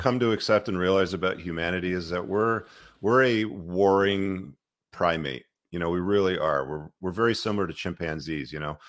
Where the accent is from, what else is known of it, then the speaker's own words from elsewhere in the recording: Toronto, Ontario, Canada; also born or lived in Luton, England; I live in Canada, I live in Toronto. It's, you know, it's been my home for most of my life